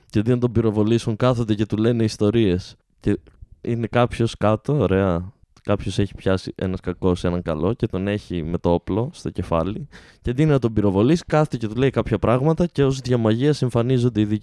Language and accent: Greek; Alexandroupoli, Eastern Macedonia and Thrace, Greece; Και εγώ είμαι από την Αλεξανδρούπολη.